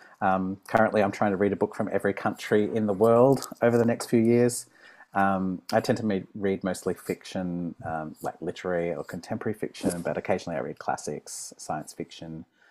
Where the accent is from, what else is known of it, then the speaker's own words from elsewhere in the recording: Sydney, New South Wales, Australia; I'm a musician from Sydney, Australia.